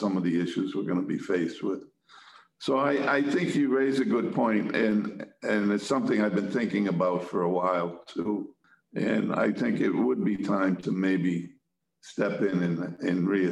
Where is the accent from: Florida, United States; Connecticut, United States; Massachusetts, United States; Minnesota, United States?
Massachusetts, United States; Quincy; I grew up and lived in Quincy, represent Quincy